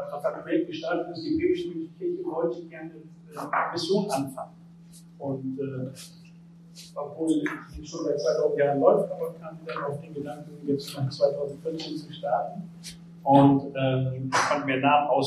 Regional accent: Bremen, Germany; Ich komme aus Bremen, bin da geboren

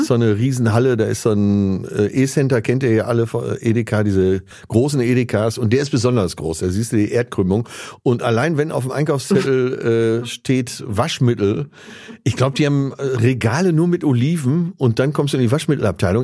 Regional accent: Münster, North Rhine-Westphalia, Germany; also born or lived in Essen; 27. September in Essen geboren, dann aber relativ schnell weggezogen äh, ins Münsterland nach Münster da aufgewachsen

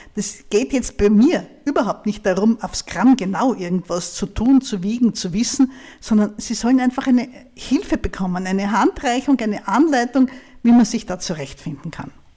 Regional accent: Styria, Austria; Aber ich komme aus der Steiermark. Das ist ein Bundesland eher im Süden von Österreich

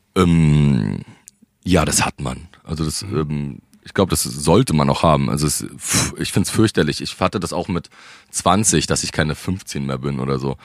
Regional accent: Rostock, Mecklenburg-Vorpommern, Germany; moved away as an adult; also born or lived in Berlin; ich bin Rostocker, meine Familie ist da, aber meine ganze, der Ursprung meiner Familie, kommen alle aus Berlin

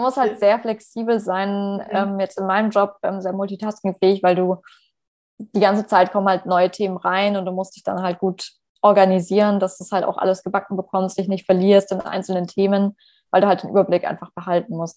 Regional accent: Stuttgart, Baden-Württemberg, Germany; moved away as an adult; now in Paris, France; ich komme ja ursprünglich aus Stuttgart

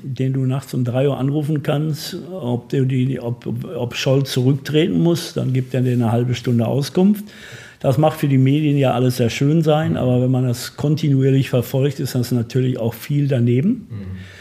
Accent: Bochum, North Rhine-Westphalia, Germany; Ich bin in Bochum geboren

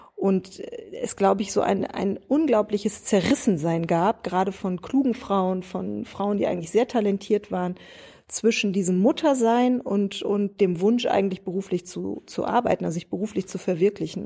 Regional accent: Ochtrup, North Rhine-Westphalia, Germany; moved away as an adult; also born or lived in Münster; now in Berlin, Germany; Ich komme aus Nordrhein-Westfalen. Äh, ich bin in Münster geboren, bin in Ochtrup zur Schule gegangen

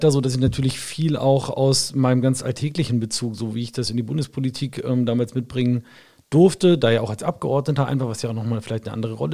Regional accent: Wolfsburg, Lower Saxony, Germany; born or raised there

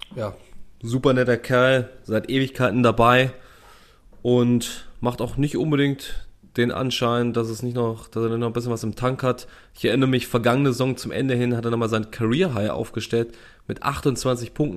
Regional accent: East Germany, Germany; Das weiß ich als Ostdeutscher

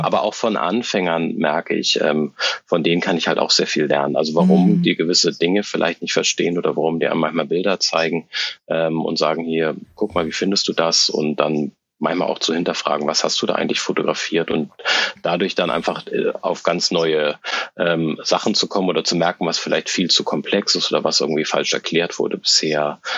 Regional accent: Hamburg, Germany; moved away as an adult; now in Berlin, Germany; Ich äh, äh, lebe und äh, arbeite in Berlin. Eigentlich komme ich aus Hamburg

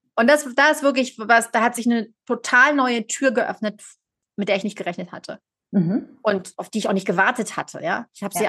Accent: Germany; moved away as an adult; now in Geneva, Switzerland; gebürtige Deutsche, lebe aber seit zehn Jahren in Genf in der Südschweiz

